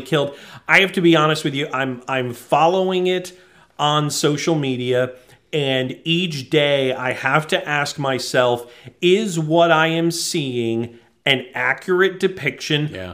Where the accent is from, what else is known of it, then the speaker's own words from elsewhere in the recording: New England, United States; I grew up in New England